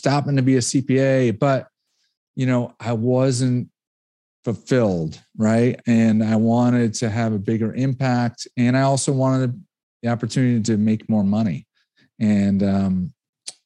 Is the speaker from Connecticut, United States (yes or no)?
yes; Connecticut, United States; also born or lived in Rhode Island; I'm an East Coast guy. I grew up in Connecticut, went to school, University of Rhode Island